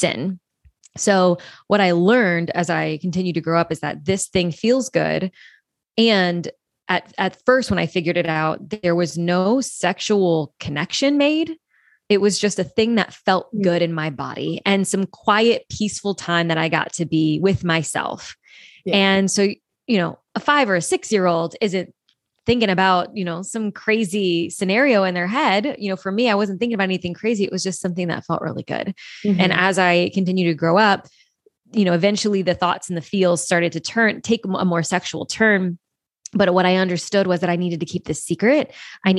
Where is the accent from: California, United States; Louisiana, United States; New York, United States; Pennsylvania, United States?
Louisiana, United States; I grew up in the South, deep South in Louisiana, very Catholic-ish upbringing